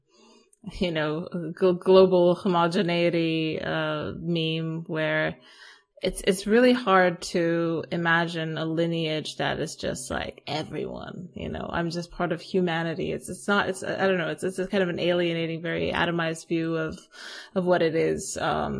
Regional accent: Romania; moved away; I've moved back to my hometown and in Romania

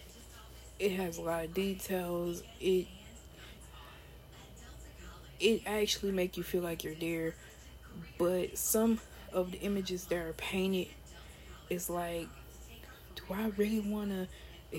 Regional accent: United States; we as African American or people of African America diaspora

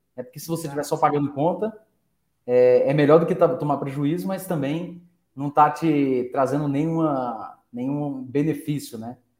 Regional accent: Franca, São Paulo, Brazil; a gente é de Franca, Franca é a, é a terra do calçado

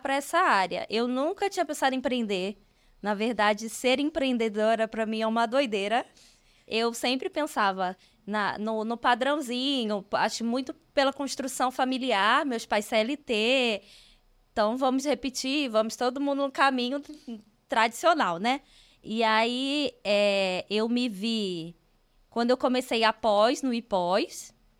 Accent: Rio de Janeiro, Brazil; moved away as an adult; now in Curitiba, Brazil; eu sou carioca, eu moro em Curitiba, tem quatro anos, mas eu sou carioca

